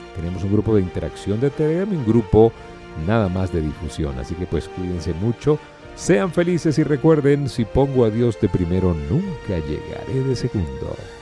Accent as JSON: {"language": "Spanish", "country": "Venezuela", "also_born_or_lived": "Colombia / United States", "said": "hablo como venezolano, y como persona que también ha emigrado, ahorita pues estoy en Venezuela"}